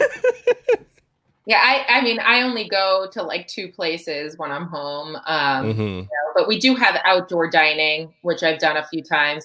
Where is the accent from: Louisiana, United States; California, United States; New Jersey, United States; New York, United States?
New Jersey, United States; accent: Jersey; my Jersey accent